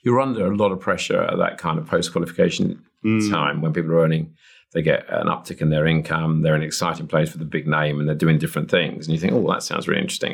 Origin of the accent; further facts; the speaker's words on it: Chingford, London, United Kingdom; where I grew up in Chingford